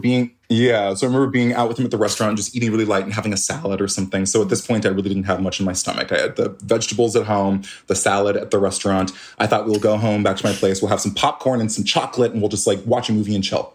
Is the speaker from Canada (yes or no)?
yes; Canada; he made his way up to Canada, had a bunch more kids up there me being one of them